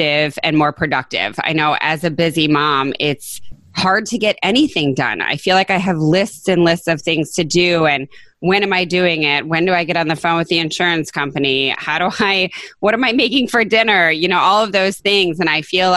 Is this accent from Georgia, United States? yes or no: no; northern Michigan, United States; I grew up in northern Michigan